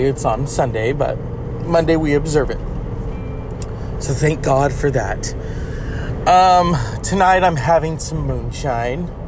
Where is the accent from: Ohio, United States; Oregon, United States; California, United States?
California, United States; I'm a Californian.